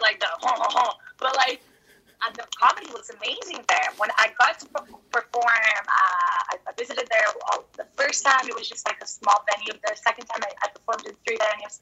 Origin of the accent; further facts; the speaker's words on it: Brazil; I'm from Brazil